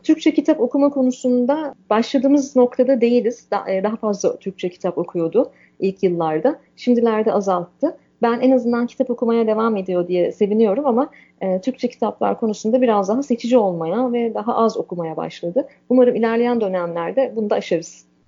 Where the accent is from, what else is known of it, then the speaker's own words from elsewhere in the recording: Turkey; moved away as an adult; now in Canada; Anadolu'lu bir kadın olarak, Akdenizli bir kadın olarak